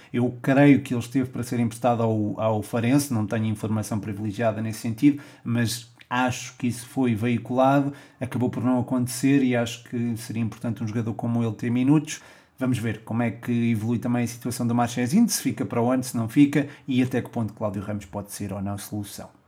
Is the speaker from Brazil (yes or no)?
no; Portugal; enquanto português